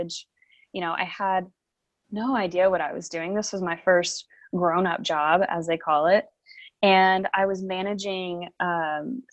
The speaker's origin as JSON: {"language": "English", "region": "eastern Oklahoma", "country": "United States", "tie": "born or raised there", "moved": "as an adult", "said": "I have lived most of my life in the state of Oklahoma. I grew up in the eastern side of the state"}